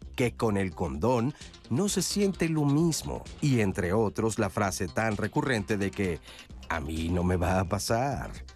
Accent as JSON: {"language": "Spanish", "country": "Mexico", "said": "en el medio mexicano somos muy"}